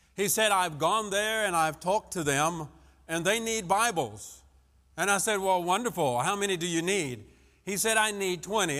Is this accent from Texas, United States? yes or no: no; French Lick, Indiana, United States; I'm from French Lick, Indiana